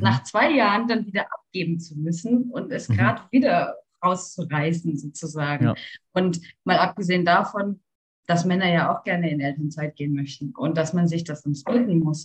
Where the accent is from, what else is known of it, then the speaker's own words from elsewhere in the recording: Karlsruhe, Baden-Württemberg, Germany; wir kommen aus Karlsruhe